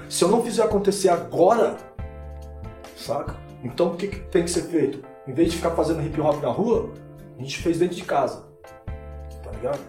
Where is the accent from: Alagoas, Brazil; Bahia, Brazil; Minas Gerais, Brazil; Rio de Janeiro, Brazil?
Rio de Janeiro, Brazil; eu sou do Rio de Janeiro.